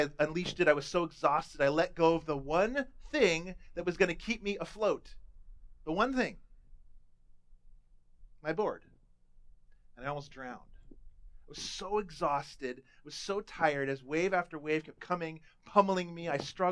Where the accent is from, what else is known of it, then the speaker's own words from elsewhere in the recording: Southern California, United States; I was a teenager growing up in Southern California